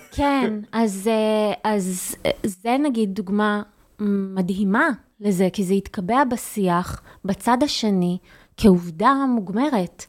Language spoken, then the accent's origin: Hebrew; Haifa, Haifa District, Israel; אני חיפאית